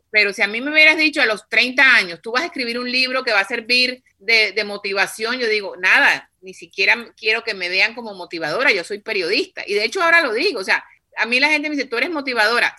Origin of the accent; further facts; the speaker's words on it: Cartagena, Bolívar, Colombia; yo soy de Cartagena